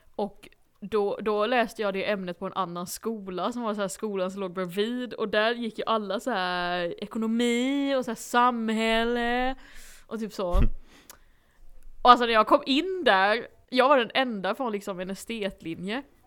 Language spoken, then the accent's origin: Swedish; Blekinge, Sweden; accent: Blekinge